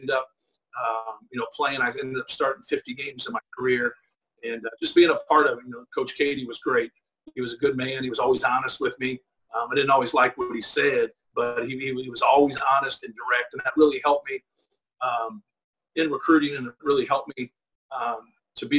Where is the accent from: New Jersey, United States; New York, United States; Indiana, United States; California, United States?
Indiana, United States; I grew up in Indiana